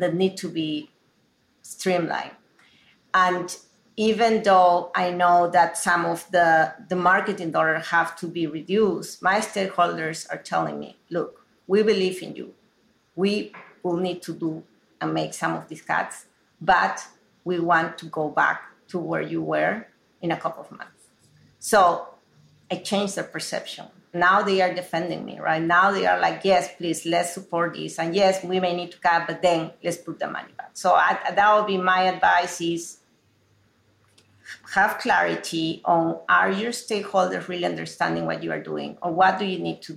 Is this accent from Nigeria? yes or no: no; Peru; moved away as an adult; now in United States; growing up in Peru in a very traditional household